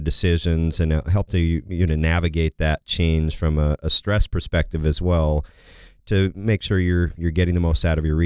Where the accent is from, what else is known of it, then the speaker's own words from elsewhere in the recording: Kansas, United States; I grew up in Kansas